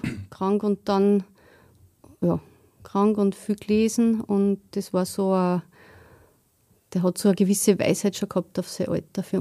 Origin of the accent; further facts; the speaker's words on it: Steyr, Upper Austria, Austria; Ich bin verheiratet, bin Mutter von drei Kindern und ich bin da in Steyr aufgewachsen.